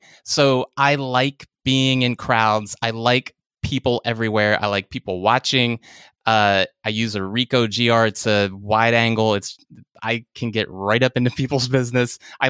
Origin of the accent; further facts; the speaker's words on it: Virginia, United States; now in Richmond, United States; I grew up in Virginia, the suburbs of Washington, D.C., and then I'm now about 90 miles south in Richmond